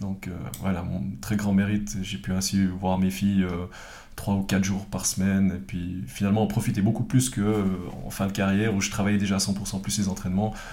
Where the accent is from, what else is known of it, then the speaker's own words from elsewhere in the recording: Fribourg, Switzerland; also born or lived in Villeurbanne; je viens de Fribourg, mes parents qui sont les deux euh, originaires de, Prague